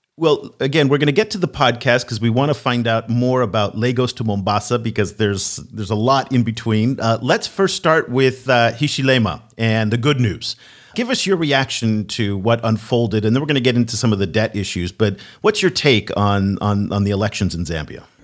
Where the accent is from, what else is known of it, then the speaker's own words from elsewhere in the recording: United States; as an American